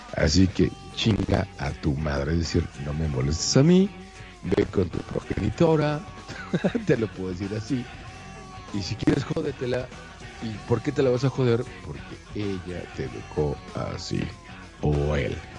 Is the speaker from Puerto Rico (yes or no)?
no; Monterrey, Nuevo León, Mexico; como mexicano de Monterrey, Nuevo León